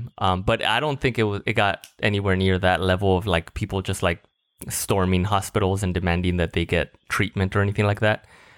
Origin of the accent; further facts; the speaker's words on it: Mexico; now in United States; I'm from Mexico